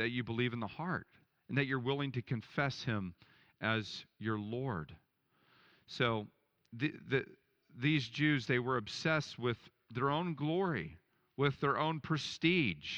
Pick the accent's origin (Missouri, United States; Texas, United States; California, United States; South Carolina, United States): Texas, United States; Dallas; I grew up in Dallas where it was just so materialistic